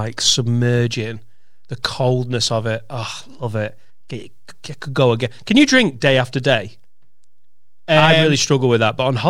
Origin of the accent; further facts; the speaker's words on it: Leeds, Yorkshire and the Humber, United Kingdom; I'm from Leeds, Chinese heritage.